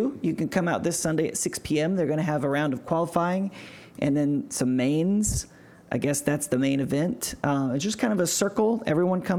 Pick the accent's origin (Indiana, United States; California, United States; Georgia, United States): Indiana, United States; Greenfield; my hometown of Greenfield, Indiana